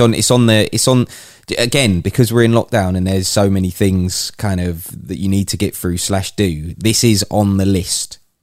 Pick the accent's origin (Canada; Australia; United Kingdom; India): United Kingdom; as a Brit